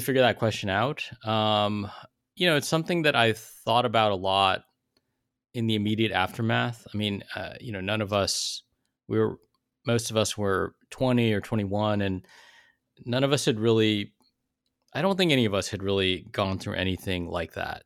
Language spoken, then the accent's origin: English; South Bay, Silicon Valley, California, United States; I grew up in the South Bay, like Silicon Valley, in the '80s and '90s